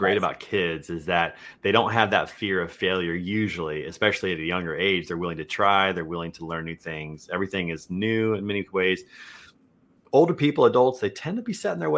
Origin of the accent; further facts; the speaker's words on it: Kansas City, Missouri, United States; I grew up in Kansas City